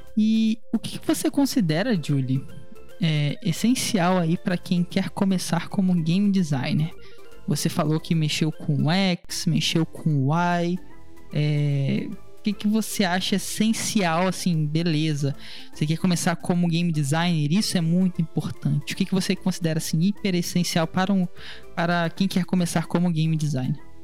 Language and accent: Portuguese; Rio de Janeiro, Brazil; conversando com uma conterrânea carioca